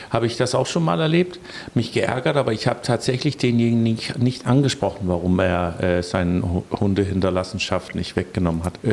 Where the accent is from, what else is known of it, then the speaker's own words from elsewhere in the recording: Denmark; now in Rostock, Germany; Da ist es so, dass ich als Däne so ein bisschen mich hin und wieder frage, warum unsere Museumslandschaft nicht so ein bisschen stärker in Rostock ist.